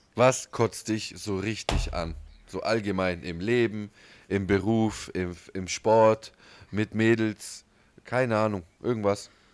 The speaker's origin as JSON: {"language": "German", "town": "Ulm", "region": "Baden-Württemberg", "country": "Germany", "said": "Wir sind aus Ulm"}